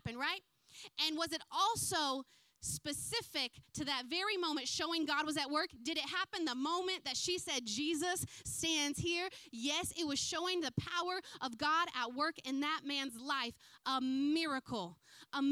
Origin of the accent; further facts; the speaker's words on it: United States; moved away as an adult; now in New Zealand; I am an American